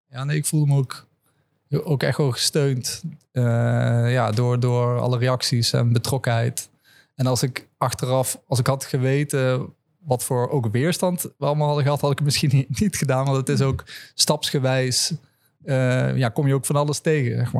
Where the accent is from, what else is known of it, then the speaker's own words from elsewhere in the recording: Land van Maas en Waal, Gelderland, Netherlands; also born or lived in Amsterdam; now in Leiden, Netherlands; ik ben opgegroeid in een dorp, uh, het Ruten, in het land van Maas